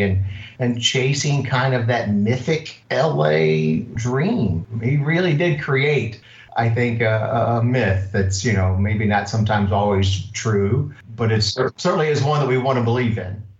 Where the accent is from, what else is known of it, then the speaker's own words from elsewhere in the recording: Louisville, Kentucky, United States; now in Redondo Beach, United States; I grew up in Kentucky, Louisville, Kentucky